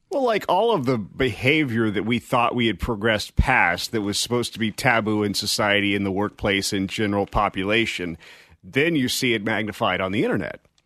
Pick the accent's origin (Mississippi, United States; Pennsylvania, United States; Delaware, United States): Mississippi, United States; I was born in Mississippi